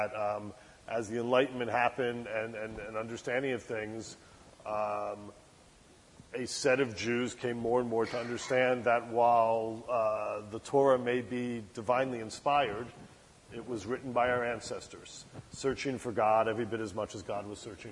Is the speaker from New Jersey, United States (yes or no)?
yes; New Jersey, United States; the synagogue I grew up in New Jersey